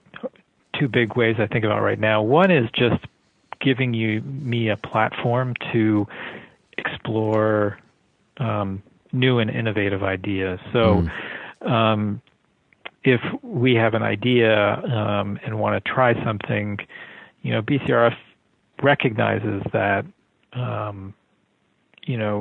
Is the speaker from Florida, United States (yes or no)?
yes; Miami, Florida, United States; also born or lived in North Carolina; when I was growing up in Miami